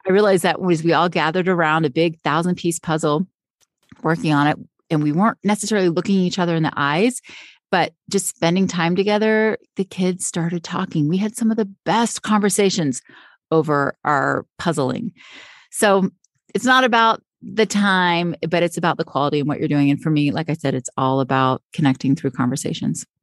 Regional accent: Florida, United States; now in Utah, United States; I grew up in Florida and also said I would always live by the beach, and now I live in Utah

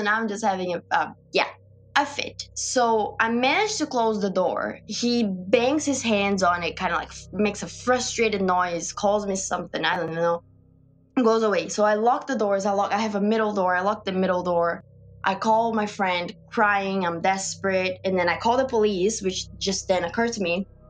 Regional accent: Brazil; moved away; because I'm from Brazil and I'm in this country alone.

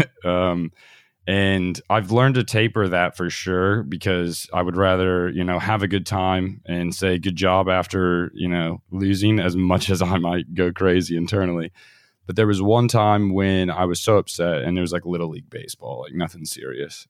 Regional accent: United States; moved away as an adult; also born or lived in Australia; we had traveled a bit around the U.S

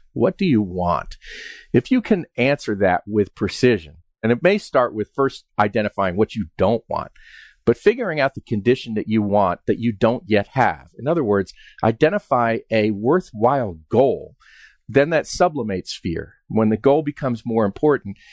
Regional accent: Westchester, New York, United States; moved away as an adult; also born or lived in West Virginia; I grew up in Westchester, New York

